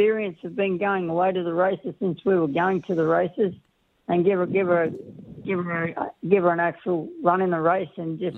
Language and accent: English; Rockhampton, Queensland, Australia; now in Hawkesbury, Australia; we come from Rockhampton. That's where we've been for a long time.